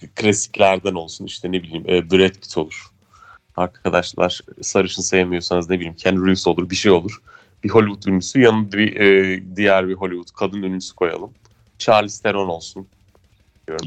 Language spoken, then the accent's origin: Turkish; Ankara, Turkey; biz de işte Ankaralılar olarak Bozkır'da yaşıyoruz.